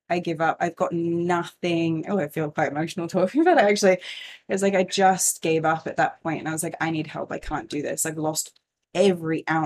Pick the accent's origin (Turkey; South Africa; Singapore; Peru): Singapore; Yeah, so I grew up in Singapore. We moved there in 1992 and it was like super expat life